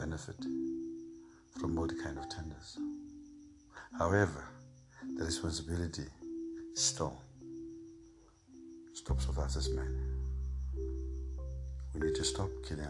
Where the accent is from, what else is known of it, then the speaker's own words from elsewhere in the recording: South Africa; as South African men